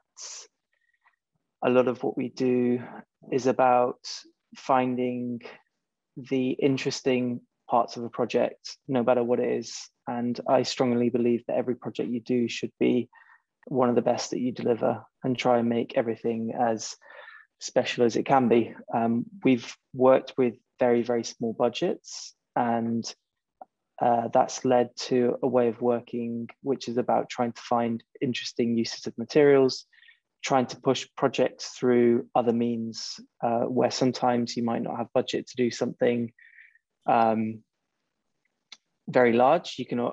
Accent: Spain; also born or lived in China; now in United Kingdom; I was born and brought up in Spain

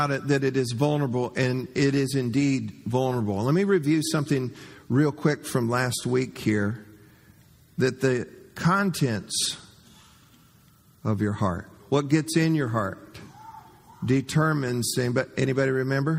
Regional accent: Florida, United States; growing up in Florida

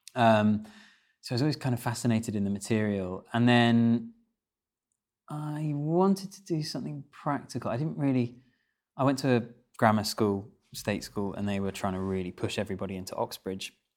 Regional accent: Kent, South East England, United Kingdom; I had quite a rural upbringing. I grew up in Kent

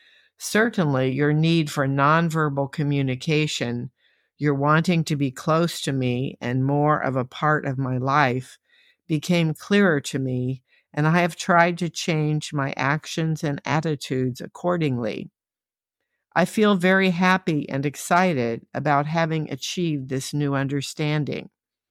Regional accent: Oklahoma, United States; also born or lived in San Antonio, United States / New Jersey, United States; I was born in San Antonio, and of course the river runs through the city, although it's not exactly blue. The pecans in the second verse grew in our backyard in Oklahoma, and it seemed like a very dusty place.

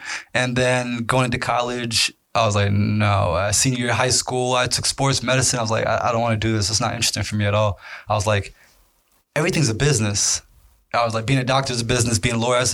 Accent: Reston, Virginia, United States; also born or lived in Egypt; I'm from Northern Virginia

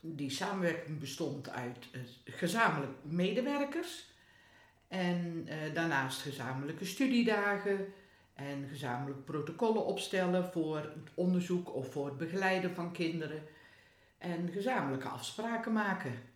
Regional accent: Hedel, Gelderland, Netherlands; Waar ik vandaan kom.

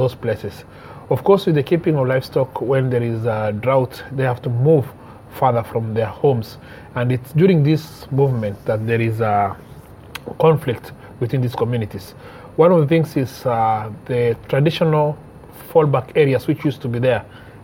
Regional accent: Maralal, Samburu County, Kenya; I'm from Maralal, born and brought up in Maralal.

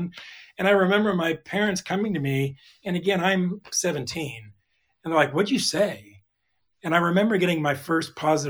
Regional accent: California, United States; And again, I grew up in Southern California.

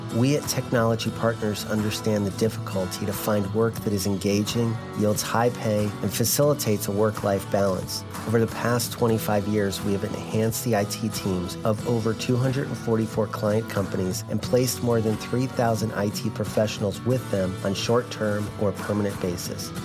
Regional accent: Iraq; moved away; We grew up in Iraq

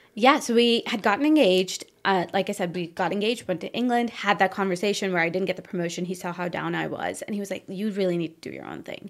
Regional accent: northern India, India; moved away; also born or lived in Chicago; I came from India, and my parents were very successful in India

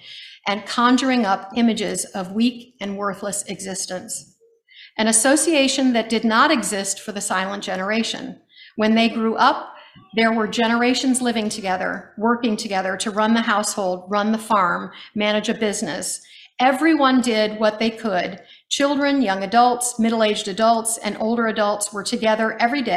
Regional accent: United States; as an American growing up in America

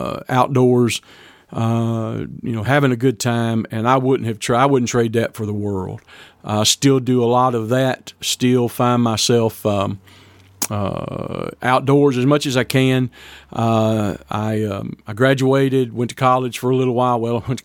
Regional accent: Deweyville, Texas, United States; also born or lived in Fort Worth, Texas; I was born in Fort Worth, Texas, and was adopted from Fort Worth by my parents. Grew up living in a little bitty town called Deweyville, Texas, down on the Sabine River, just north of the Gulf Coast a little bit.

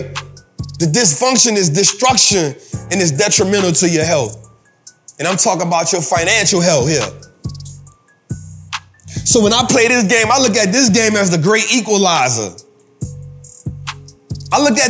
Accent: New Orleans, Louisiana, United States; I'm from New Orleans. My people went through Hurricane Katrina

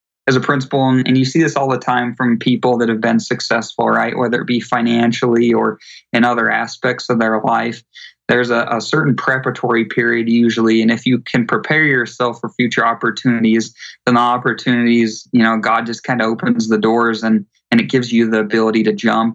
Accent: Utah, United States; I grew up in Utah

